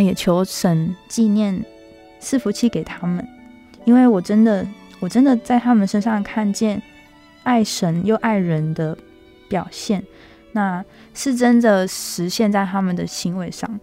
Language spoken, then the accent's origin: Chinese; Tuku, Yunlin County, Taiwan; 我的老家呢，在云林县土户镇的马光厝。那它是一个非常乡下的小地方